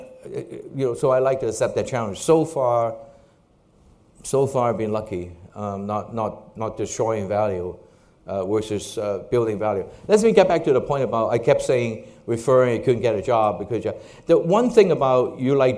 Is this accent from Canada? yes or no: no; Hong Kong; When I was growing up in Hong Kong, this is obviously after World War II